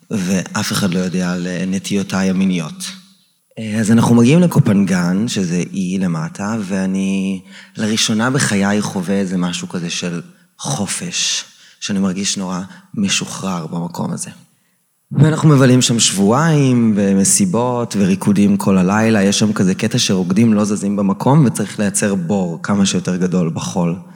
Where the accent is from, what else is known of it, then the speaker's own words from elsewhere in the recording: Maccabim-Re'ut, Central District, Israel; גדלתי ביישוב קהילתי עם אוריינטציה מאוד אה, צבאית, מכבים רעות, מי שמכיר.